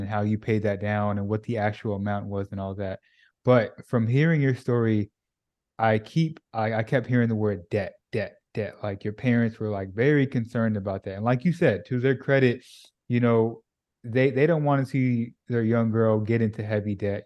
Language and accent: English; California, United States; moved away as an adult; now in Dallas, United States; I'm originally from California